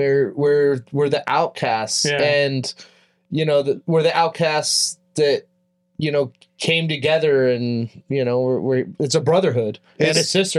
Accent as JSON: {"language": "English", "town": "Tehachapi", "region": "California", "country": "United States", "tie": "born or raised there", "said": "I grew up in Tehachapi, California"}